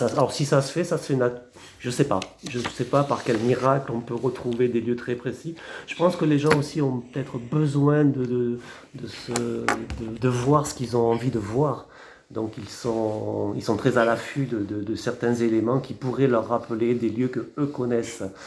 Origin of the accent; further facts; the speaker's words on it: Montpellier, Occitania, France; moved away as an adult; also born or lived in Champagne-Ardenne / Marseille / Argelès-Gazost / Lourdes; now in Hautes-Pyrénées, France; je suis montpelliérain, mais je suis arrivé ici par amour